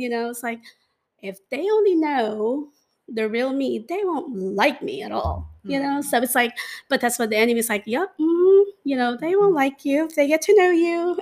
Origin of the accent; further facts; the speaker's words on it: Manila, Metro Manila, Philippines; growing up in the Philippines, I mean, I grew up in Manila